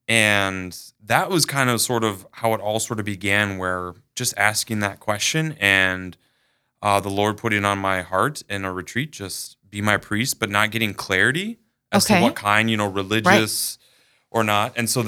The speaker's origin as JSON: {"language": "English", "town": "Sioux Falls", "region": "South Dakota", "country": "United States", "tie": "born or raised there", "said": "So I'm from Sioux Falls itself, born and raised, lived on the east side of town until middle school, and then the west side."}